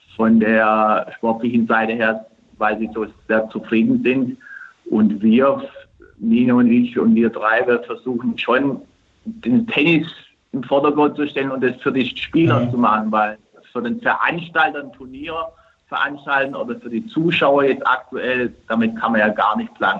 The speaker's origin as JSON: {"language": "German", "country": "Turkey", "moved": "yes", "lives_now": "Germany", "said": "Gerade in meiner Heimat und ich glaube jetzt mal in Istanbul"}